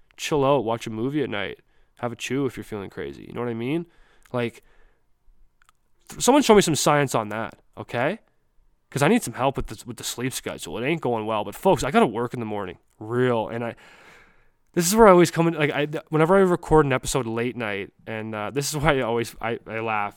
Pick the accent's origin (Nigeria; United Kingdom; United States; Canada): Canada; also born or lived in New Brunswick; I'm from the earth, but I'm from Canada.